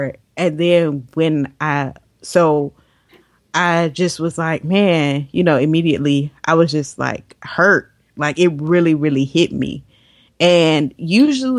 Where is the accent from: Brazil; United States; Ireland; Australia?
United States; Florida; we're from Florida